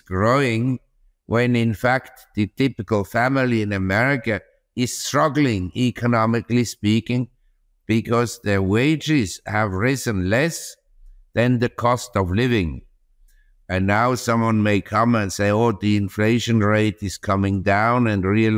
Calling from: Chiang Mai, Thailand; From Chiang Mai, that's in the north of Thailand, in the Golden Triangle.

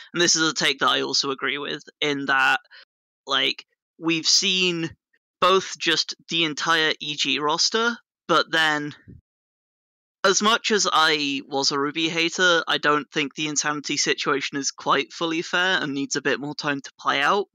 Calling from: United Kingdom; I am calling from the United Kingdom

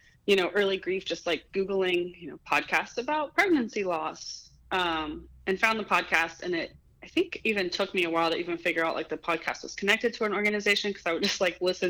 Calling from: Florence, Kentucky, United States; Currently, I'm in Florence, Kentucky, which is outside of Cincinnati, Ohio. But I just moved back here. This is where my family's from.

